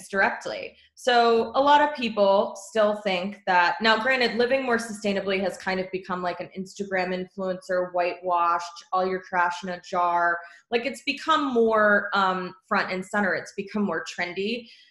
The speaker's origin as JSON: {"language": "English", "region": "Texas", "country": "United States", "moved": "yes", "said": "I am from Texas originally"}